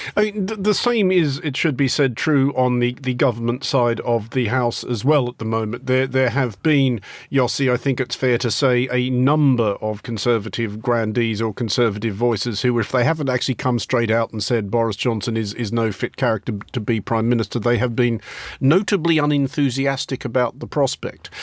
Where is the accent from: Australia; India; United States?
Australia; moved away; I didn't really even get a chance to struggle with languages at school in Australia